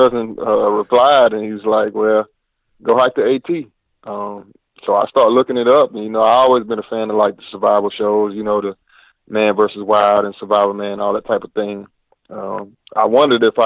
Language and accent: English; Asheville, North Carolina, United States; I grew up in Asheville, North Carolina